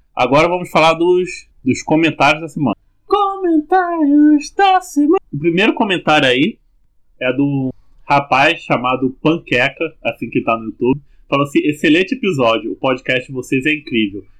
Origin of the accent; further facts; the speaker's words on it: interior of Rio de Janeiro, Brazil; já sou do interior do Rio de Janeiro.